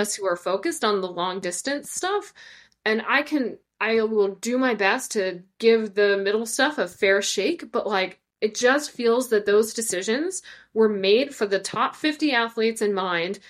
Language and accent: English; Ireland; as an Irish person